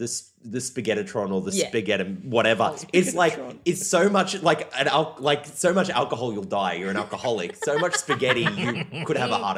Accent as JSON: {"language": "English", "town": "Brisbane", "region": "Queensland", "country": "Australia", "tie": "born or raised there", "moved": "yes", "lives_now": "Melbourne, Australia", "said": "Being from Brisbane, maybe like, and you know, the outer suburbs of Brisbane, grew up maybe a little bit less cultured, not eating traditional Italian and pizza that much."}